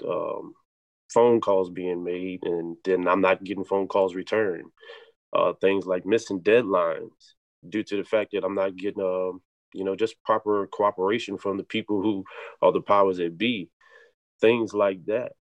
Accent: United States; growing up in Halifax County of the rural South

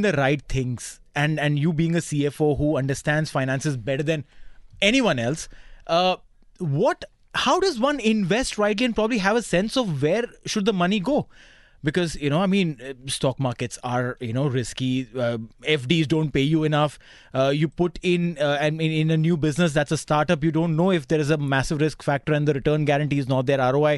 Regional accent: Mumbai, Maharashtra, India; Growing up in Bombay

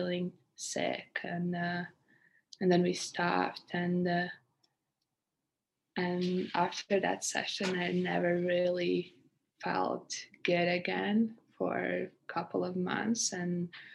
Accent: Latvia; moved away as an adult; now in Canada; I'm from Latvia, a country in Europe. I came to Canada 4 years ago to study and play basketball

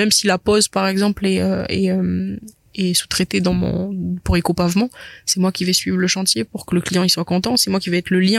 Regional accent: New Caledonia; Et puis même, je suis calédonienne

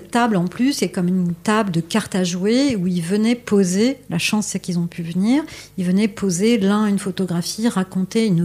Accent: Paris, Île-de-France, France; moi je suis, française, je suis parisienne

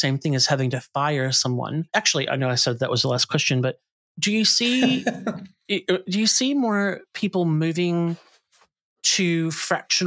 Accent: United States; now in Australia; I come from the US

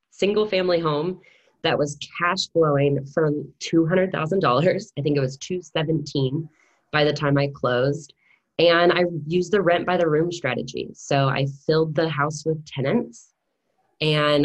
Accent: United States; accent: American; moved away as an adult; now in New Zealand; my lovely American accent, I am not a Kiwi, but I am a digital nomad

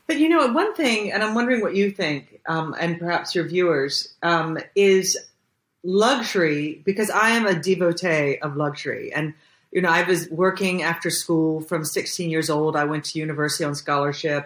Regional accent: Jacksonville, Florida, United States; moved away as an adult; now in Budapest, Hungary; I'm from Jacksonville, Florida

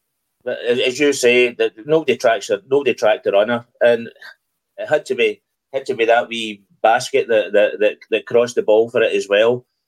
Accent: Netherlands; I was brought up in football in Holland, and I've seen amateur footballers be better than our midfield was yesterday.

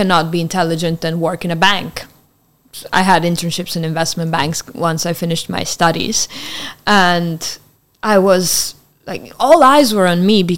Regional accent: Italian part of Switzerland, Ticino, Switzerland; first language Italian; English is a second language; I grew up on the border between Switzerland and Italy, close to Milan

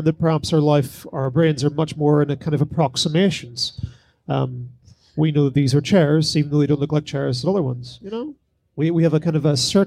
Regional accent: Northern Ireland, United Kingdom; as a Northern Irish person

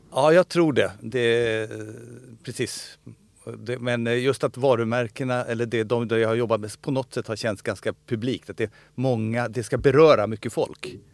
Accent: Stockholm, Stockholm County, Sweden; also born or lived in Solna; Jag är uppvuxen i Stockholm, i Bromma.

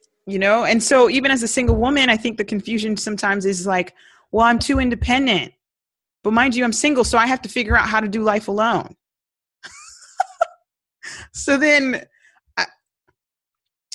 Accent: Jamaica; I'm Jamaican.

